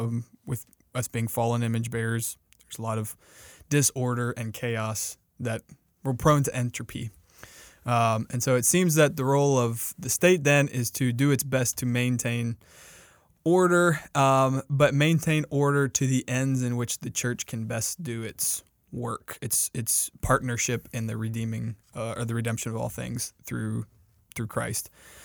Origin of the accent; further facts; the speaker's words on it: South Carolina, United States; So we're both from South Carolina.